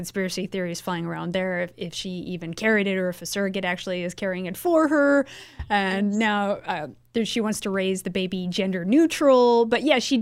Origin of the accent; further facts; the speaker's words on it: the Northwest, Pacific Northwest, United States; moved away; I'm originally from the Northwest, you know, Portland and Seattle